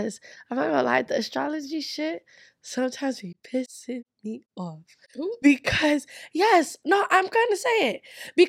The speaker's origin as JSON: {"language": "English", "country": "Nigeria", "said": "Oh, well, we're a Nigerian. Nigerians say, you people, do not be offended."}